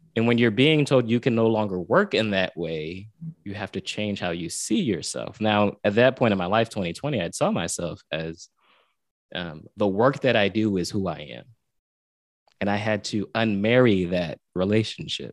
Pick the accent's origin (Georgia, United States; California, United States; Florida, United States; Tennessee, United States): Florida, United States; Pompano Beach; I'm from South Florida, Pompano Beach, Florida